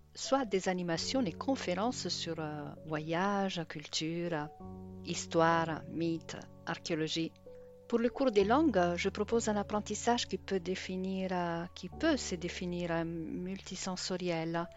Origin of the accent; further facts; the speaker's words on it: Italy; French is a second language; now in Brittany, France; Je suis italienne et j'habite en Bretagne